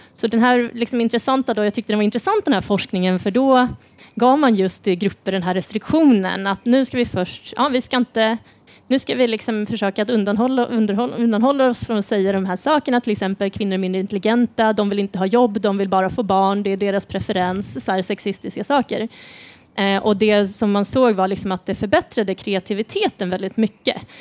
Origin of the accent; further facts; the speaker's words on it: Sweden; som liksom svensk